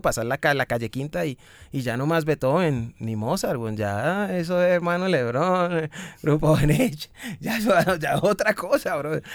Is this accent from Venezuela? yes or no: no; Cali, Valle del Cauca, Colombia; de donde yo vengo, que vengo de Cali